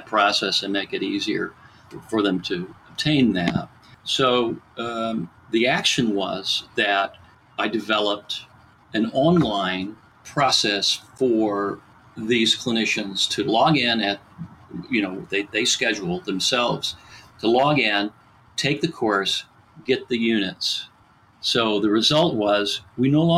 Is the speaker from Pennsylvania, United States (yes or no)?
yes; Pittsburgh, Pennsylvania, United States; I'm from Pittsburgh, Western Pennsylvania